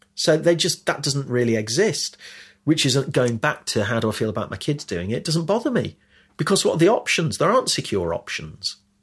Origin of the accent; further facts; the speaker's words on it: Leicester, East Midlands, United Kingdom; now in London, United Kingdom; the life I had had growing up in Leicester